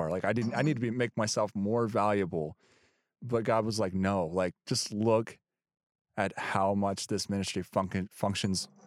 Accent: United States; I'm just this American guy that's it's cool that I'm there because I'm American.

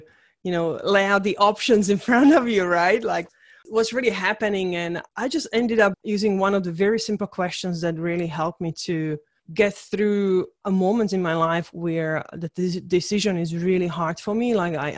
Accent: Czechia; English is a second language; So I was born in Czechoslovakia. So during the communist time, so I'm literally a communist kid.

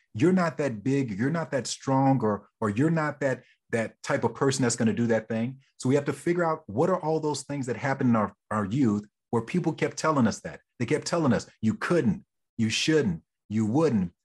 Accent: Oklahoma, United States; moved away; I'm originally from Oklahoma

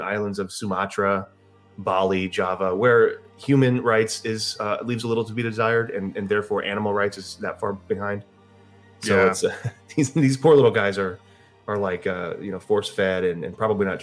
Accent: United States; I'm American

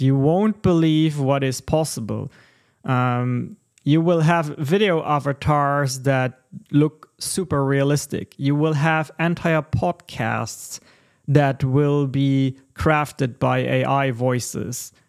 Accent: Texas, United States; we are Texan gentlemen

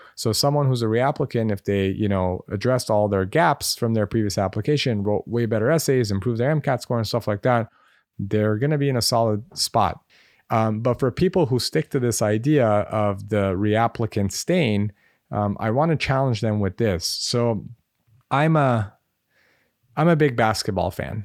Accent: Los Angeles, California, United States; I grew up in Los Angeles

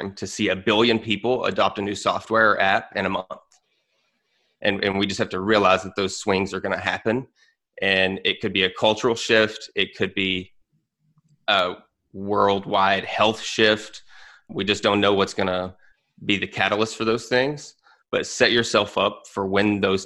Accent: United States; an American

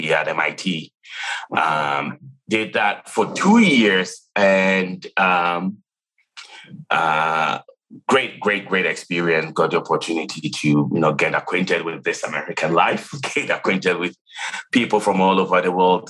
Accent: Ghana; moved away as an adult; I was born and raised in Ghana, if you guess where the accent is from, where I grew up and went to college.

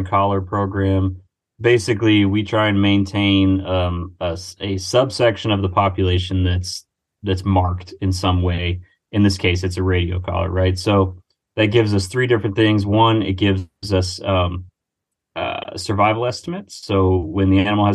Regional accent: Finger Lakes region, Western New York, United States; moved away as an adult; also born or lived in Montana; now in Pennsylvania, United States; I am originally from Western New York, so like Finger Lakes region

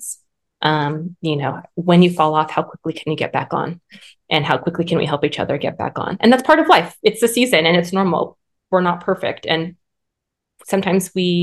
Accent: Southern California, United States; moved away as an adult; now in North Idaho, United States; we are originally from Southern California and my practice was thriving there. And then we moved to North Idaho.

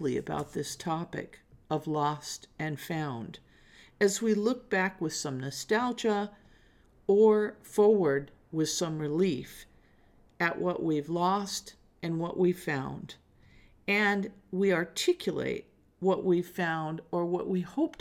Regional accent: Los Angeles, California, United States; also born or lived in New York; In my hometown of Los Angeles

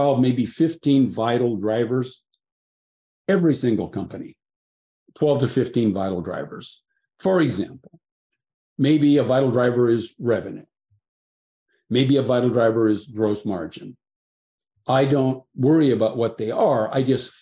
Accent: Seattle, Washington, United States; I grew up in Seattle

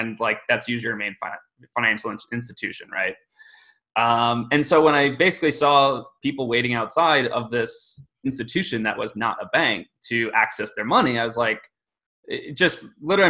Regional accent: Michigan, United States; moved away as an adult; also born or lived in New York City; I grew up in Michigan, graduated from Michigan State University

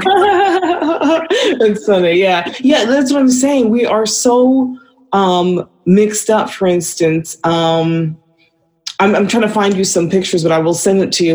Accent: Vancouver, British Columbia, Canada; moved away as an adult; also born or lived in California / Brooklyn, New York; now in Atlanta, United States; I was born in California, but I was raised in Vancouver.

